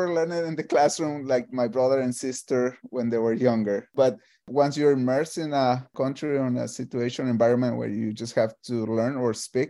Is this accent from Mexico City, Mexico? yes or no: no; Monterrey, Nuevo León, Mexico; English is a second language; moved away as an adult; also born or lived in Minneapolis; now in United States; I'm originally from Monterrey, Mexico. The northern part is a border town with Texas. So we have a big influence from our neighbors, obviously. Yep. But I didn't learn English until I was 18.